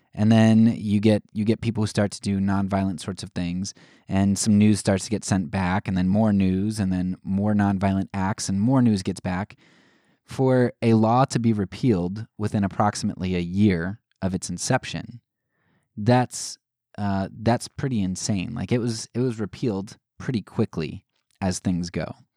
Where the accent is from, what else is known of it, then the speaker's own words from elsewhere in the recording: United States; as American citizens